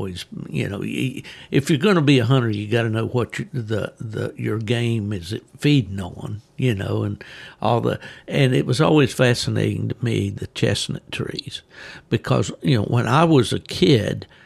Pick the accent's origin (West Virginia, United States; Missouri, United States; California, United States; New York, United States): West Virginia, United States; moved away; Typical of what I grew up with up in West Virginia